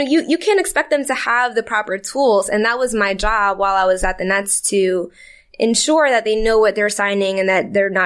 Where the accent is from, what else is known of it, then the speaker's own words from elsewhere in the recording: Brooklyn, New York, United States; I was born in Brooklyn. I was there till I was about like 10